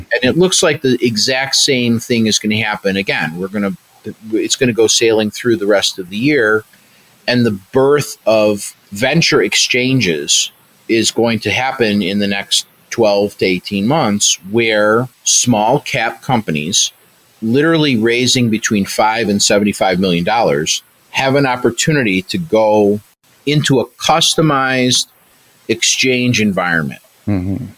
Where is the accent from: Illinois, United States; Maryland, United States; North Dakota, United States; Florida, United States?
Illinois, United States; Chicago; I'm a Chicagoan.